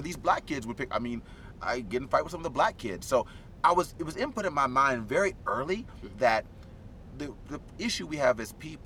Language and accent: English; Institute, West Virginia, United States; born or raised there; also born or lived in Charleston, West Virginia